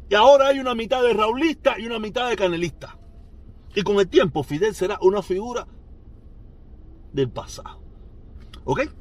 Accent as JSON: {"language": "Spanish", "country": "Cuba", "said": "yo sí me lo explico porque yo soy cubano. A mí eso no es que, yo soy cubano, yo me reí de todos mis problemas"}